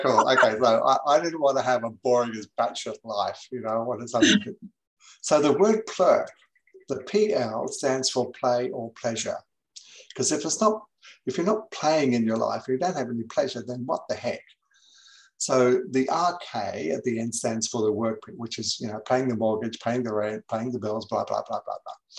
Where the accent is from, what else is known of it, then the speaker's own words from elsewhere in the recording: England, United Kingdom; moved away as an adult; also born or lived in New Zealand; now in Gold Coast, Australia; I was born in New Zealand. I went to England when I was seven years of age uh, with my family. I didn't go by myself. Um, and I was there till I was 20. So I, I grew up in England in the 60s.